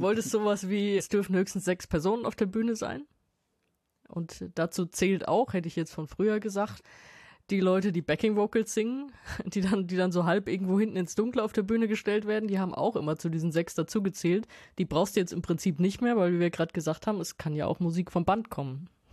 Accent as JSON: {"language": "German", "town": "Wiesbaden", "region": "Hesse", "country": "Germany", "tie": "born or raised there", "also_born_or_lived": "Mainz", "said": "Ich bin ja in Mainz zur Schule gegangen aus Wiesbaden"}